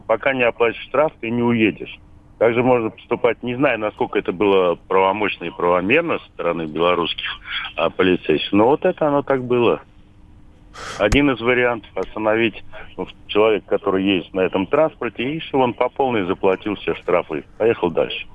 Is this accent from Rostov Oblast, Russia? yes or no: no; Balashikha, Moscow Oblast, Russia; Я сам из Подмосковья, из Балаши